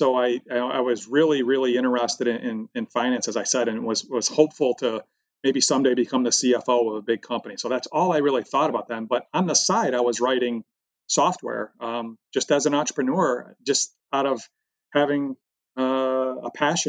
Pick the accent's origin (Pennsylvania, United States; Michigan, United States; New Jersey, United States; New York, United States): Michigan, United States; when I grew up, we grew up thinking that we were the center of the universe, with General Motors being number one on the Fortune 500 for 75 years in a row